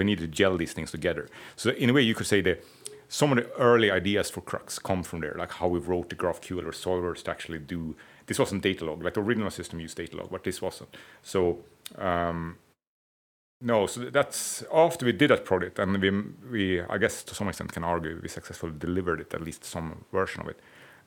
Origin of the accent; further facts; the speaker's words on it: Stockholm, Stockholm County, Sweden; I'm from Stockholm, not from Gamlestan.